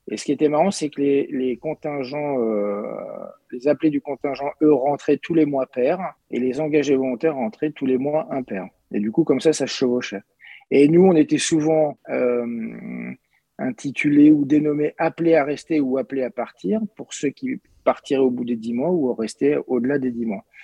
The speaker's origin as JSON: {"language": "French", "town": "Paris", "region": "Île-de-France", "country": "France", "tie": "born or raised there", "moved": "as an adult", "lives_now": "Châteaurenard, France", "said": "je suis un Parisien, vrai Parisien, né à Paris, scolarisé à Paris"}